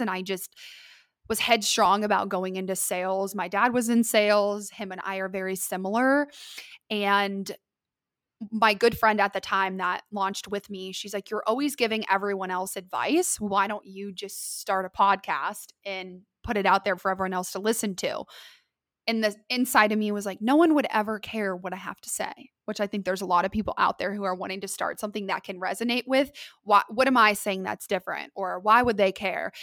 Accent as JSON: {"language": "English", "town": "Columbus", "region": "Ohio", "country": "United States", "tie": "born or raised there", "also_born_or_lived": "Lexington, Kentucky", "moved": "as an adult", "lives_now": "Dallas, United States", "said": "I am from Columbus, Ohio, originally. I was born and raised there"}